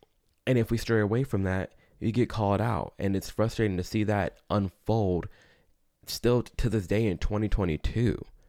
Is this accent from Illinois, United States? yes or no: yes; Chicago, Illinois, United States; I'm from Chicago.